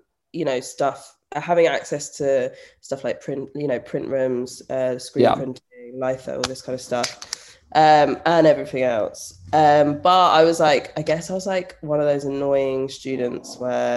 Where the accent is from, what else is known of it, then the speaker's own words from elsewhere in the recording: London, United Kingdom; Then I moved back to London. I'm from London.